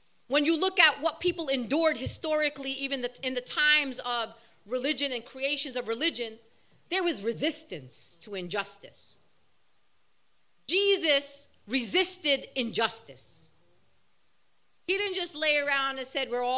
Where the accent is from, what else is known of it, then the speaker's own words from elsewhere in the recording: New York City, New York, United States; I'm born and raised, bred Brooklyn. It's in my blood